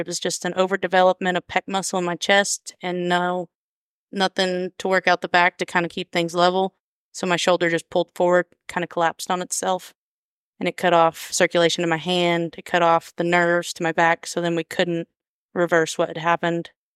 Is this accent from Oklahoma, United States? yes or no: yes; Woodward, Oklahoma, United States; also born or lived in Harmon, Oklahoma; now in Alva, United States; I grew up Northwestern, Oklahoma. We never left there, um, from Harmon